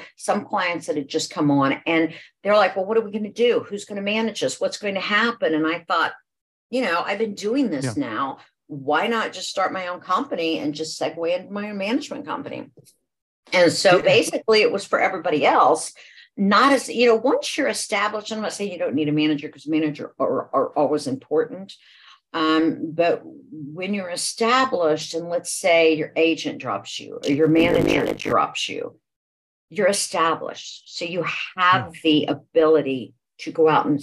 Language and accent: English; Franklin, Ohio, United States; now in Georgia, United States; I actually grew up in Ohio, in a small town, Franklin, Ohio